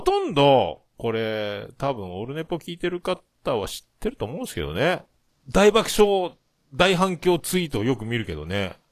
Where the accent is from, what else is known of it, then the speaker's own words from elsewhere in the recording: Yamaguchi, Japan; 僕山口県なんですよ